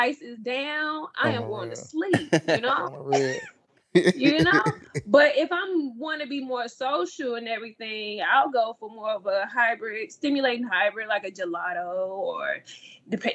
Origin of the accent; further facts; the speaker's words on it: St. Louis, Missouri, United States; moved away as an adult; also born or lived in Memphis, Tennessee / Ridgecrest, California; now in California, United States; I spent most of my childhood, middle school, high school, graduated from high school from St. Louis, Missouri. I also grew up in Memphis, Tennessee as well